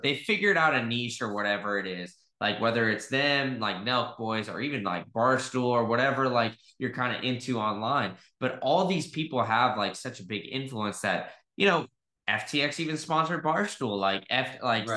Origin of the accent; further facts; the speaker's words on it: Texas, United States; I grew up in Texas.